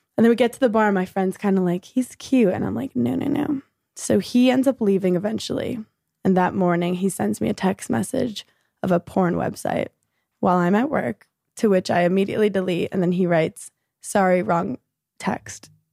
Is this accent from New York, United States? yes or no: yes; New York City, New York, United States; born in Brooklyn, New York